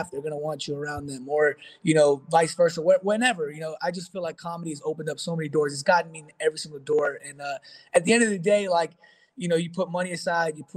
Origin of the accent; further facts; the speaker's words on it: New York, United States; But having the luxury of growing up in New York